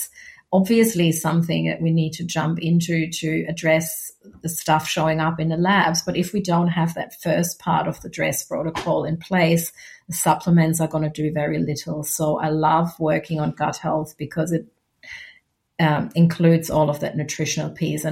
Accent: Germany; now in Australia; my home country

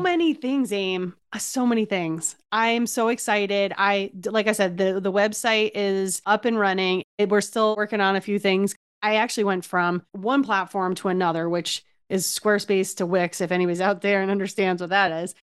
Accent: New Jersey, United States; I'm from New Jersey

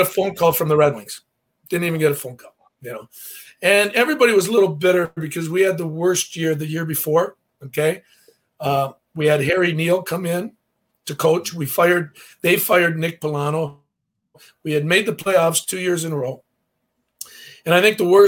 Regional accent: Windsor, Ontario, Canada; I'm from Windsor

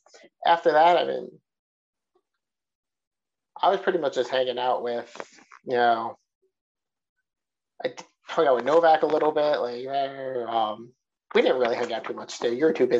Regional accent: New York City, New York, United States; moved away; we're back in New York City, my hometown. You know, I have friends in the area

